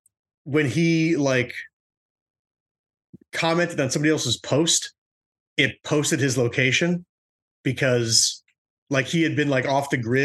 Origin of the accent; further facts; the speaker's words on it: United States; Because we're American